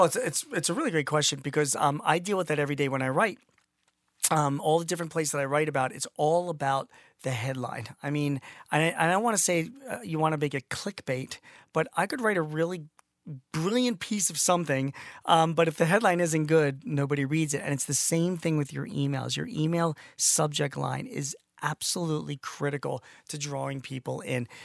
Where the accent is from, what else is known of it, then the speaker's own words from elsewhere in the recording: Philadelphia, Pennsylvania, United States; I'm from Philly